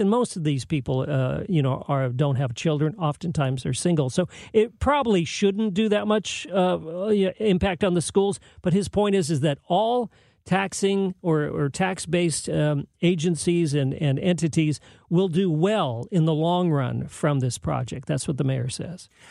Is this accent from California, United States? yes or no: yes; San Jose, California, United States; moved away; I grew up in San Jose, the suburban part of the Bay Area